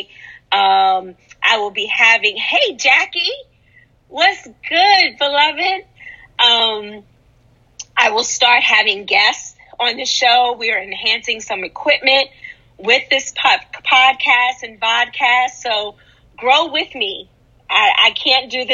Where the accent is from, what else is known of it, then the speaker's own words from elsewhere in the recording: New York City, New York, United States; I'm from Harlem